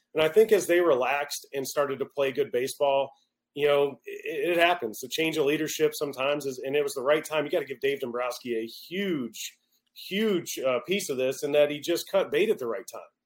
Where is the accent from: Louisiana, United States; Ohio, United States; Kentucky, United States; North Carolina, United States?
Louisiana, United States; Baton Rouge; I'm from Baton Rouge, Louisiana